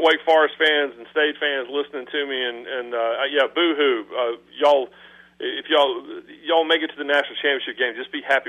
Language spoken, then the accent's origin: English; Rockingham, North Carolina, United States; it was founded in a little church where I grew up in Rockingham